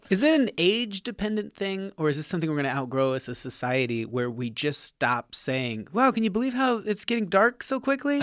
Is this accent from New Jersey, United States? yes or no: no; Nevada, United States; moved away; I'm from Nevada